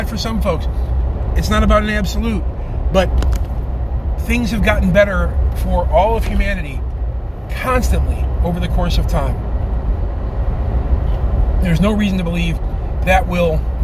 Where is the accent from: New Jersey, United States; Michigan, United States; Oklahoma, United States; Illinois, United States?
Illinois, United States; Chicago; I'm from Chicago